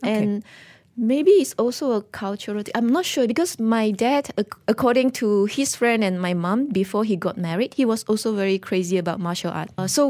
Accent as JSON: {"language": "English", "region": "Pahang", "country": "Malaysia", "tie": "born or raised there", "said": "Oh, we actually grew up in a very small village, on the East Coast. It's very near to Cherating. I think maybe just like 5 kilometers away from Cherating. And in the village, we are the only Chinese family."}